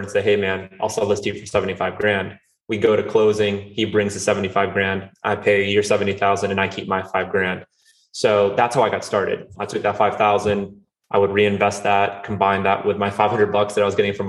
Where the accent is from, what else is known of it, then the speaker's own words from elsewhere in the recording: North Carolina, United States; also born or lived in Rio de Janeiro, Brazil; I'm originally from Rio de Janeiro, Brazil. I moved here when I was 5 with my family, and I grew up in North Carolina